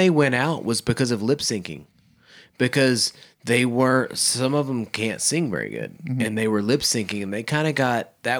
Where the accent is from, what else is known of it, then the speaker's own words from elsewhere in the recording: Oklahoma, United States; I was a young man growing up in Oklahoma. We were singers.